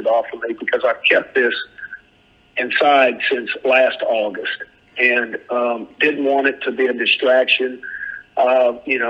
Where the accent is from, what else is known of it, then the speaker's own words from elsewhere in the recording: southwest Missouri, United States; now in Hattiesburg, United States; I'm from over there in the southwest corner, but we're both Show Me State guys